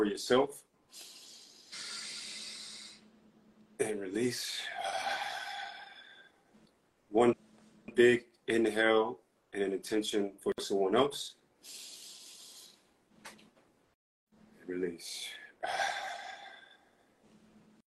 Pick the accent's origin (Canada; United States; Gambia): United States; New York City, New York; moved away as an adult; now in Tulum, Mexico; I'm originally from Harlem, New York. Well, I was born in the Bronx and raised in Harlem. But I now reside in Mexico, Tulum